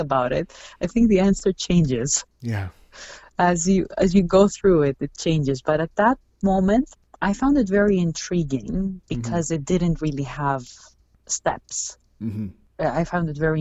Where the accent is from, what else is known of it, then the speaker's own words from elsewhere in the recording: Greece; moved away as an adult; now in Toronto, Canada; I grew up in Greece